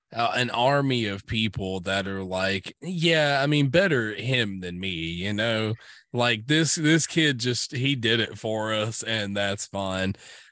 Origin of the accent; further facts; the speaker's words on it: the South, United States; growing up in the South, you definitely get that a lot.